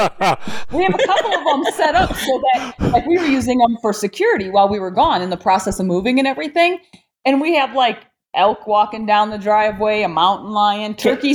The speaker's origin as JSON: {"language": "English", "region": "Illinois", "country": "United States", "tie": "born or raised there", "said": "Born and raised in Illinois."}